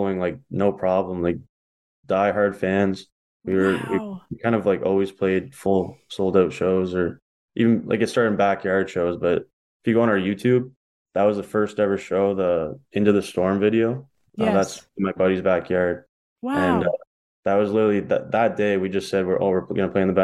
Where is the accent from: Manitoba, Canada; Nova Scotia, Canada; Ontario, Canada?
Ontario, Canada; also born or lived in Toronto / Corunna; I'm back in my hometown doing, like, I have a degree, but I'm just like working construction